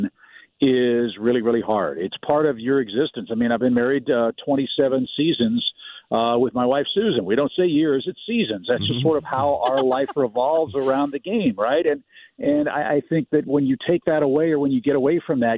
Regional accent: St. Louis, Missouri, United States; I grew up in St. Louis

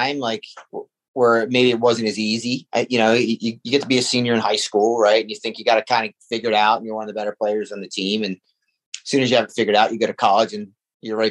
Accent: Washington Township, New Jersey, United States; starting in South Jersey, I grew up in Washington Township

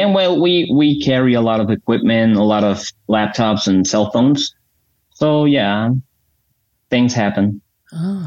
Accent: Bucaramanga, Santander, Colombia; I'm in Bucaramanga, Colombia.

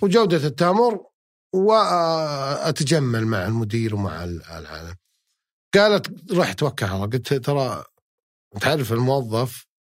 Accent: Unaizah, Al-Qassim, Saudi Arabia; moved away as an adult; also born or lived in Jubail, Saudi Arabia; يوم كنت بعنيزه قبل اطلع مدينه جبيل

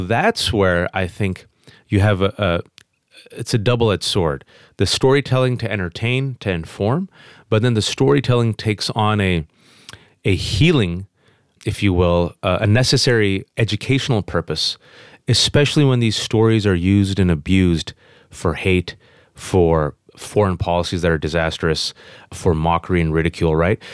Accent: Fremont, California, United States; English is a second language; born and raised in the Bay Area, California.

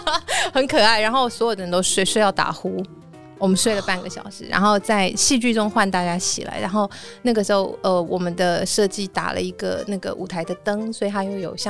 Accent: Chiayi, Chiayi City, Taiwan; 如果今天他是像我一样嘉义市长大的小孩，我一直以来对那里认知就是，我就走进去坐下来开始听音乐

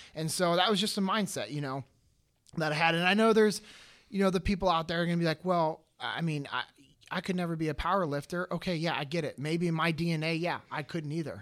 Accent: Sacramento, California, United States; I'm originally from Sacramento, California. Uh, born and raised, grew up in the same house that my dad grew up

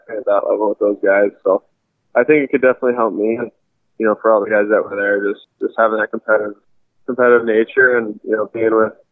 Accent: North Vancouver, British Columbia, Canada; I'm from North Vancouver in British Columbia

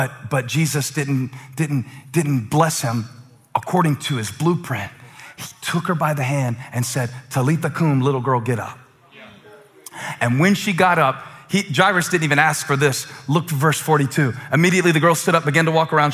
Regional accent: Moncks Corner, South Carolina, United States; born or raised there; now in Charlotte, United States

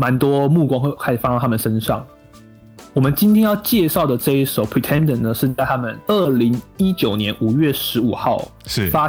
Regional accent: Miaoli County, Taiwan; 我是苗栗人

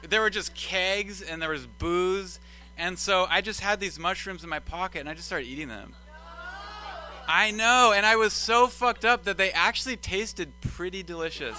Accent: Sacramento, California, United States; also born or lived in Davis; I come from Sacramento

